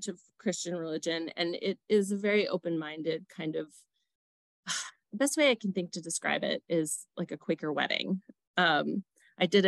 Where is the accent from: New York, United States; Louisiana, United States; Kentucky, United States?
New York, United States; New York City; born or raised there; now in Aurora, United States